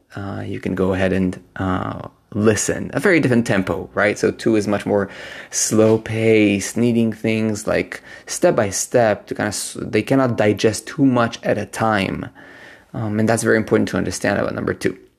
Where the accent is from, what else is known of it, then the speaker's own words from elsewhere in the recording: Israel; now in Berlin, Germany; I am right now visiting Israel, which is my home country.